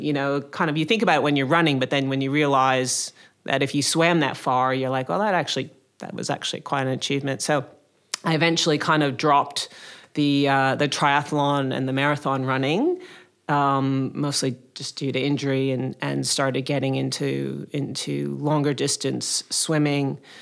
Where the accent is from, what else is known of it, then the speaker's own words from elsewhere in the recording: Connecticut, United States; moved away as an adult; also born or lived in Maryland / Boston; now in Sydney, Australia; I grew up in, uh, Connecticut in the States, uh, which is a small state next to New York